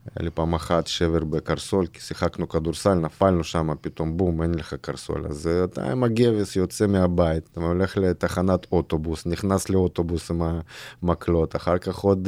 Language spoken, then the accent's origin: Hebrew; Irkutsk, Irkutsk Oblast, Russia; Hebrew is a second language; moved away as an adult; now in Israel; אני גדלתי בברית המועצות